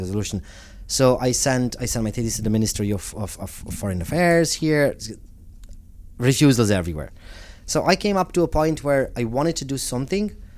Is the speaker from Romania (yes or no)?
yes; Romania; moved away as an adult; also born or lived in United States / Italy; now in Ireland; growing up in Romania and coming from a, from a family that promoted, I suppose, uh, Romanian cultural values